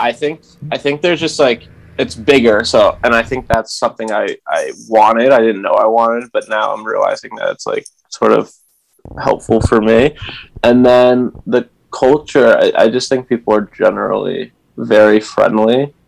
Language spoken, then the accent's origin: English; Essex, United States; I'm from Essex, which is basically the larger town that um, sends kids to the same high school Avery and I went